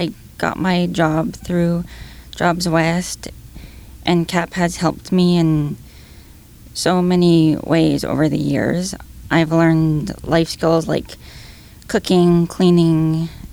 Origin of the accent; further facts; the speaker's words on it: Lower Mainland, British Columbia, Canada; also born or lived in Coquitlam; I've lived in different cities, but... yeah, I grew up here